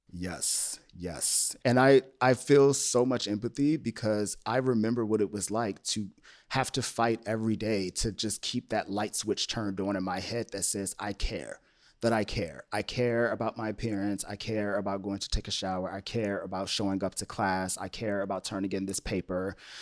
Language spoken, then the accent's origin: English; Upper Marlboro, Maryland, United States; moved away as an adult; also born or lived in Washington, D.C.; now in Los Angeles, United States; I grew up on the East Coast and D C and the Maryland, um, suburb of D C of Upper Marlboro